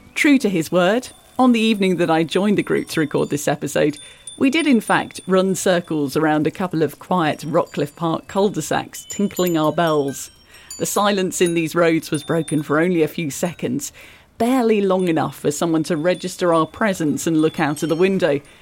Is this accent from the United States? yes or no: no; Ottawa, Ontario, Canada; I grew up in Ottawa. I've been here all my life